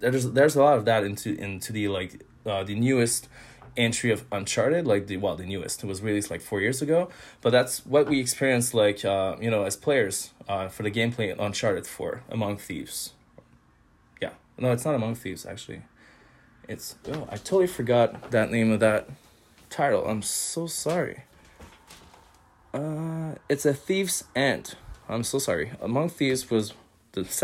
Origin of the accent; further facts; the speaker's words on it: Montreal, Quebec, Canada; I'm from Montreal